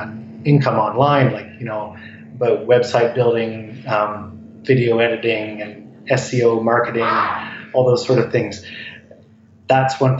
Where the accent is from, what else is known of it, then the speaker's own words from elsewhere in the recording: Ontario, Canada; moved away as an adult; now in Vancouver, Canada; I grew up in Ontario. I've been in Vancouver for 20 years.